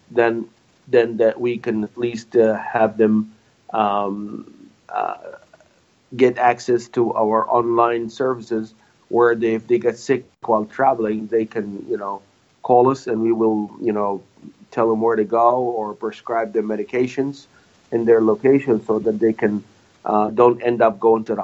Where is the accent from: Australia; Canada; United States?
United States; Louisiana